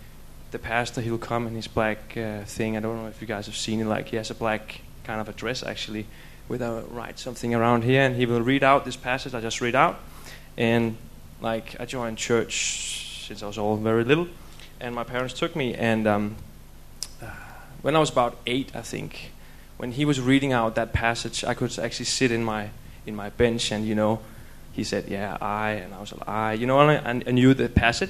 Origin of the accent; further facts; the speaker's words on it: Denmark; moved away; I'm from Denmark